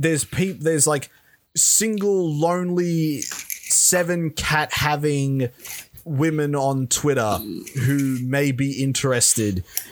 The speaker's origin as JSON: {"language": "English", "country": "Australia", "said": "Yeah, this but we're Australian."}